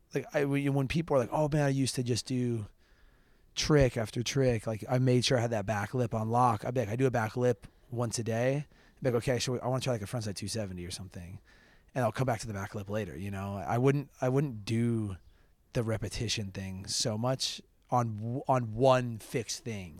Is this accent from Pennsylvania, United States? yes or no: no; Park City, Utah, United States; also born or lived in Idaho; I grew up, yeah, I, I, um, I've lived there since I was two.